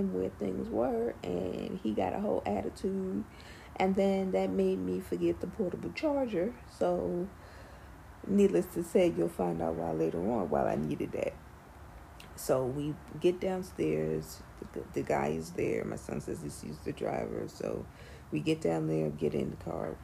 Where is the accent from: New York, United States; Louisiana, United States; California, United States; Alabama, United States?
New York, United States; New York City; I'm a New Yorker, born and raised